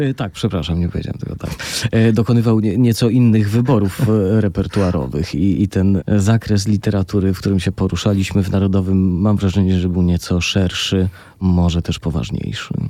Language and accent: Polish; Tarnów, Lesser Poland, Poland; also born or lived in Warsaw; now in Łódź, Poland; w Tarnowie. No jak pan powiedział, to moje rodzinne miasto